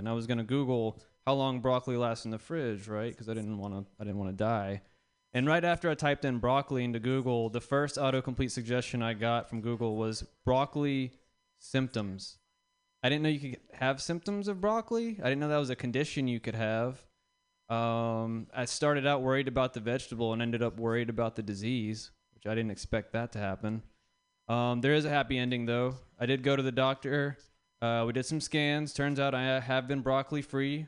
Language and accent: English; the South, United States; now in San Francisco, United States; I'm from the South